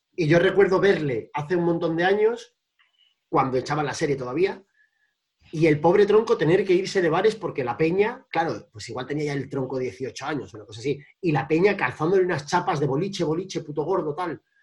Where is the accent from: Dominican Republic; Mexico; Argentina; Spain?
Spain; Cantabria; now in Madrid, Spain; en vez de estar en Madrid como habitualmente, y me he venido a mi pueblo, a Cantabria